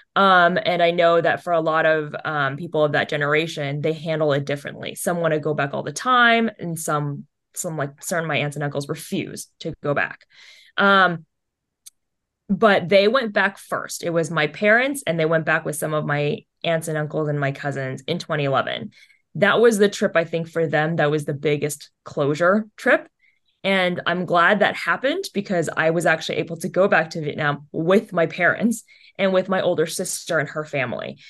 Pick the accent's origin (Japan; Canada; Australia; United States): United States; parents are obviously from vietnam my siblings were born in saigon it's i'm the one born here